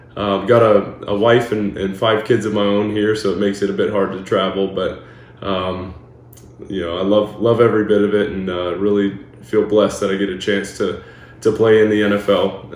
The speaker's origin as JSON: {"language": "English", "region": "Florida", "country": "United States", "tie": "born or raised there", "also_born_or_lived": "Arbroath, Scotland", "said": "we grew up in Florida"}